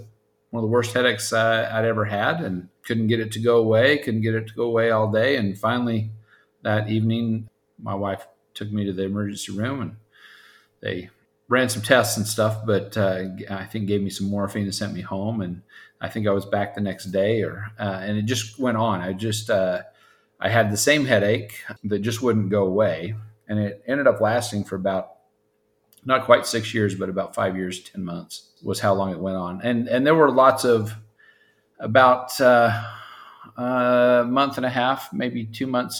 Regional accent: Utah, United States; moved away as an adult; also born or lived in Carrollton, Texas; now in Prosper, United States; I originally grew up as a farm boy in Utah

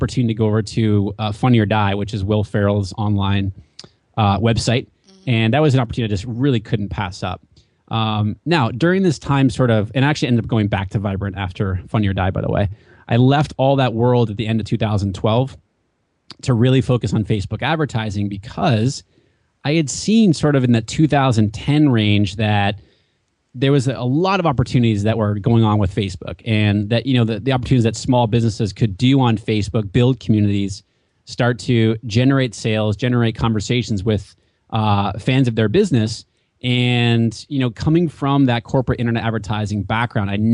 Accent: New Hampshire, United States; moved away as an adult; also born or lived in Washington, D.C. / West Coast; now in Southern California, United States; I grew up in New Hampshire, mm-hmm. and there is 16 miles of coastline in New Hampshire, and I was lucky enough to grow up on the coastline in New Hampshire

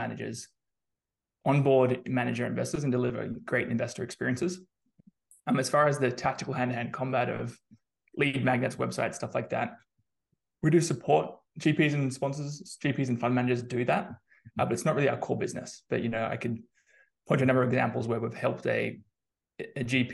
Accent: Australia; moved away as an adult; now in San Francisco, United States; I'm originally Australian, as I'm sure you can tell from the accent.

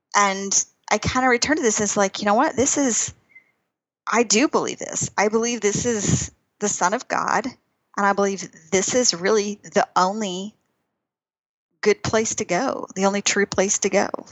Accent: Texas, United States; moved away as an adult; also born or lived in Albuquerque, New Mexico; I grew up in Texas

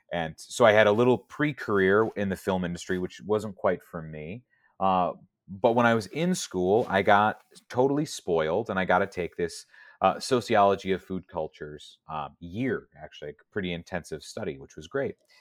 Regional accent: San Diego, California, United States; moved away; I grew up in San Diego

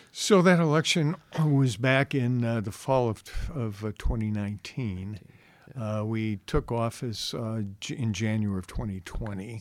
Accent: Chicago, Illinois, United States; moved away as an adult; now in Westfield, United States; I grew up in the Chicago area

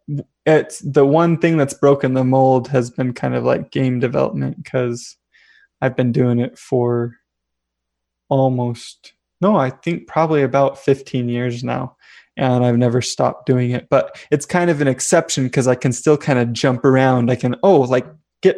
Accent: Vernal, Utah, United States; I'm from Vernal, Utah. It's like rural Utah

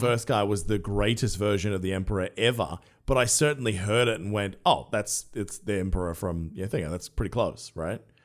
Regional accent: Australia; an Australian who loves doing accents

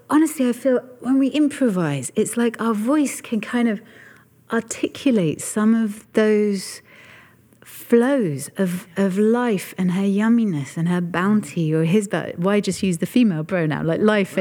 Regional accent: United Kingdom; in my lifetime as a Brit

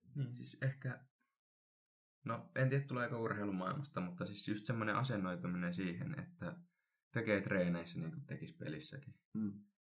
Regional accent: Helsinki, Uusimaa, Finland; moved away as an adult; now in Kuopio, Finland; Mä oon Helsingistä kotoisin

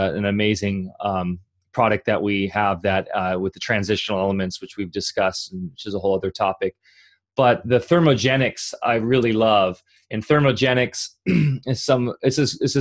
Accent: Orange County, California, United States; I grew up in Orange County in the 90s

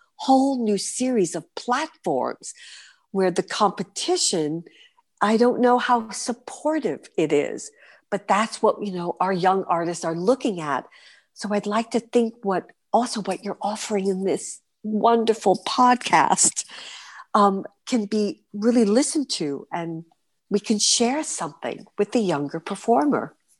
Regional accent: New York City, New York, United States; moved away as an adult; now in Berlin, Germany; as a New Yorker

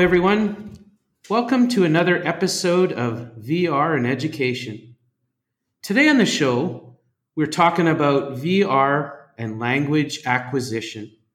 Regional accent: Western Canada, Canada; moved away as an adult; now in Singapore; Growing up in Canada, mm. even on the west side, you know we're we're supposed to learn French

